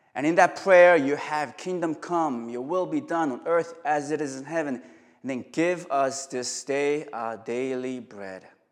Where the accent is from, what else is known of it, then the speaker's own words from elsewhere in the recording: South Korea; now in New York, United States; I'm from Korea